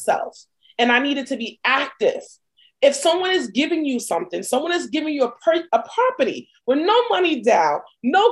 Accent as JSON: {"language": "English", "town": "New York City", "region": "New York", "country": "United States", "moved": "as an adult", "lives_now": "New Jersey, United States", "said": "I'm from Brooklyn"}